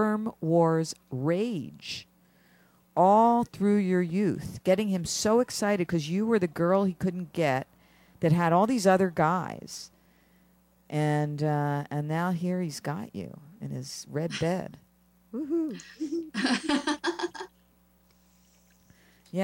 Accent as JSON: {"language": "English", "town": "Philadelphia", "region": "Pennsylvania", "country": "United States", "said": "I am from Philadelphia."}